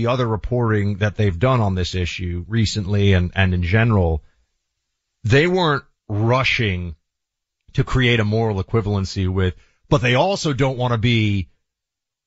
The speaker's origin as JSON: {"language": "English", "town": "New York City", "region": "New York", "country": "United States", "tie": "born or raised there", "said": "I grew up in New York City"}